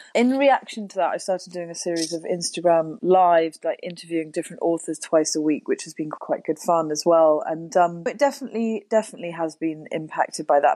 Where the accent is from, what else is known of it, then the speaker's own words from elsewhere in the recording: Wiltshire, South West England, United Kingdom; also born or lived in Oxford; so we moved to the country when I was seven from Oxford. We moved to Wiltshire, and then we had ponies